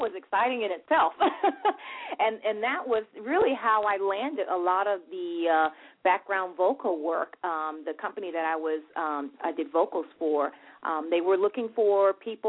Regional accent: Nassau, New Providence, Bahamas; I'm originally from Nassau, Bahamas.

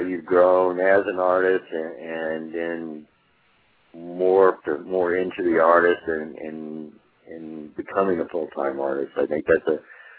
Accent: Southwest, United States; I grew up in the Southwest

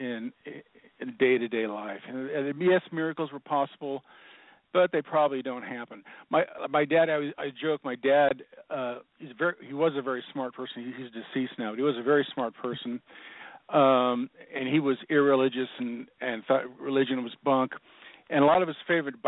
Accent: Seattle, Washington, United States; I was born and raised in Seattle

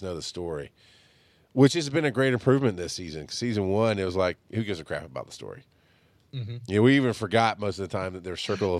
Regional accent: Georgia, United States; I'm from Georgia and I don't like peaches.

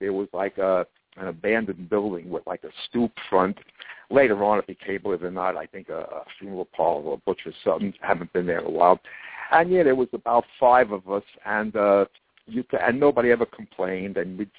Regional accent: New York City, New York, United States; I was born in Brooklyn in Kings County Hospital at the time, which was fairly new, I think. The area was good. And I was born on July 9th, which will be next Wednesday, 1940.

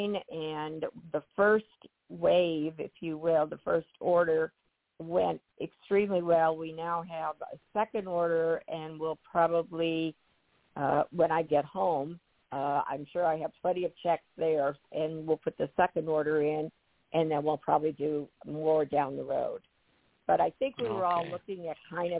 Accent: Irving, Texas, United States; I'm from Texas, and Irving, Texas is where the hotel located, and that is my hometown

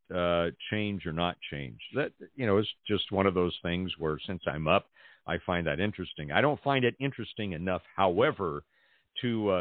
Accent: Pasadena, California, United States; also born or lived in Los Angeles; now in Central California, United States; Growing up in Los Angeles, was born and raised in Pasadena

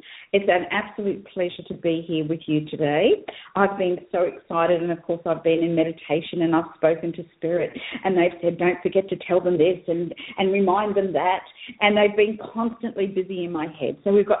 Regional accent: Australia; also born or lived in New Guinea; And so I was actually born in New Guinea. I'm white, but I was born in New Guinea. I'm Australian. My parents are Australian.

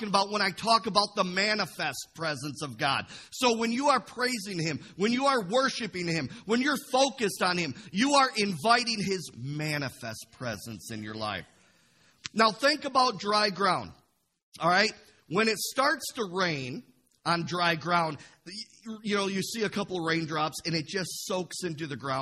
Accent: Imlay City, Michigan, United States; I grew up in Imlay City on a carrot farm for the first 18 years of my life

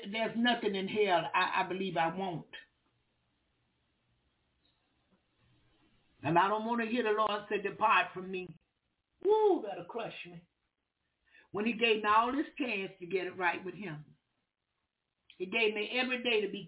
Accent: Jacksonville, Florida, United States; we Southern. We from the country. I'm from Jacksonville, Florida. That's the country.

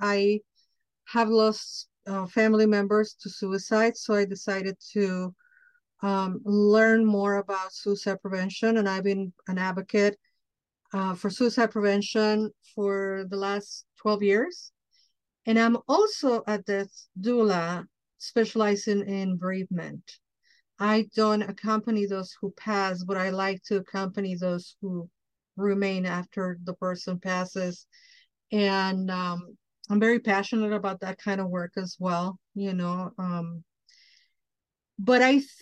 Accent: Mexico City, Mexico; moved away as an adult; now in United States; I'm Mexican from Mexico. I was born in Mexico City and I grew up there. And I came to the United States at 25 years old.

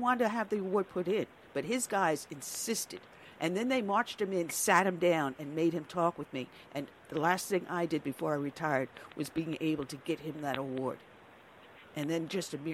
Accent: New York, United States; moved away as an adult; the New York I grew up

